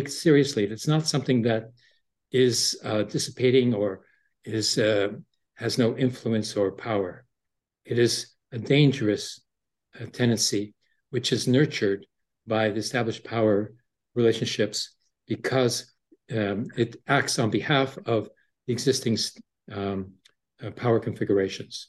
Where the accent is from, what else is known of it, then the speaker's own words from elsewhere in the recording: Toronto, Ontario, Canada; also born or lived in Breslau, Germany; I was raised in Toronto, although I was conceived in a refugee camp in Breslau, Germany, after the war